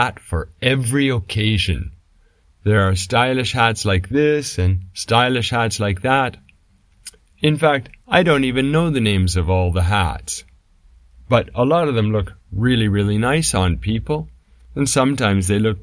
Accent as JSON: {"language": "English", "country": "Canada", "said": "I come from Canada"}